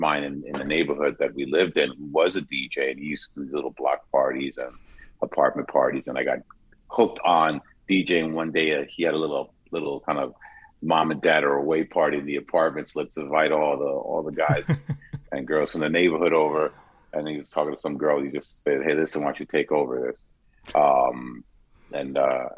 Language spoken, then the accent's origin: English; New York City, New York, United States; when I first started as a kid growing up in Queens